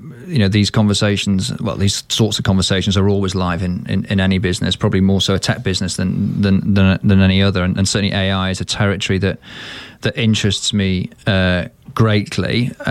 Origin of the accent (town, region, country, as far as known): Manchester, North West England, United Kingdom; born or raised there